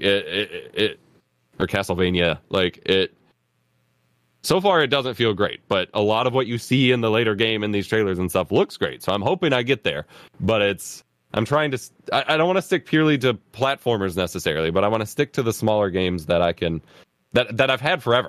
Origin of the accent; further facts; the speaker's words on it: United States; as an American kid